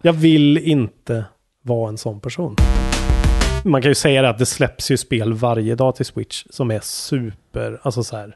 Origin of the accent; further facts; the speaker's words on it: Karlstad, Värmland, Sweden; Karlstad, där jag är ifrån